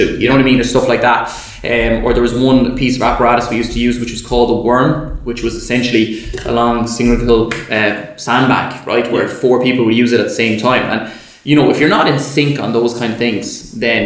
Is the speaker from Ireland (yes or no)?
yes; Galway, Connacht, Ireland; moved away; I'm from Galway originally.